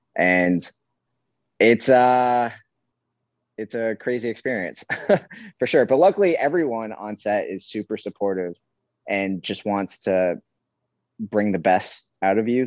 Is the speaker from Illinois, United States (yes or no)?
no; New York, United States; now in Hawaii, United States; I'm from New York